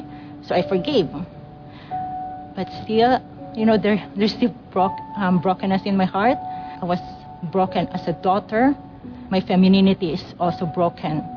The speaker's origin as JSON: {"language": "English", "country": "Philippines", "tie": "born or raised there", "moved": "yes", "said": "I grew up in Philippines"}